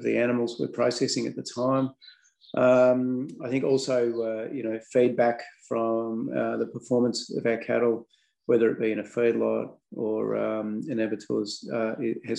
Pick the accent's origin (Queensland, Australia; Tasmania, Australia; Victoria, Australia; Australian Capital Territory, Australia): Victoria, Australia; Melbourne; now in Wantabadgery, Australia; I grew up actually in Melbourne.